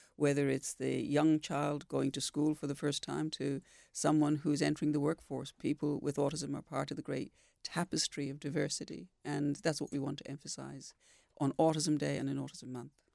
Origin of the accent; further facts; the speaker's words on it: Dublin, Leinster, Ireland; moved away as an adult; also born or lived in Sumatra; now in Perth, Australia; I'm from Ireland, I'm from Dublin